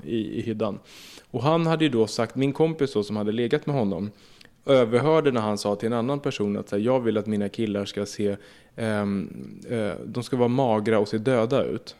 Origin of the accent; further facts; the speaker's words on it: Södertälje, Stockholm County, Sweden; jag är uppvuxen i Södertälje och gick i Ronnaskolan